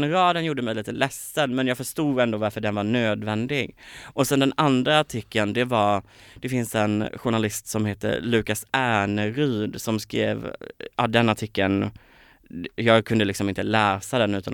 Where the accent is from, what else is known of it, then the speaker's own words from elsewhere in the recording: Kalmar, Kalmar County, Sweden; Så var det dels Kalmar, jag kommer från Kalmar, det är ingen kalmarit som har blivit uppmärksammad i Melodifestivalen